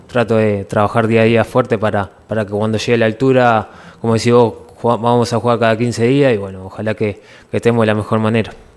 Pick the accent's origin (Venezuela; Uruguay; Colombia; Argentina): Uruguay; moved away as an adult; now in Ecuador; somos uruguayos que, que bueno, salimos de muy abajo allá en el país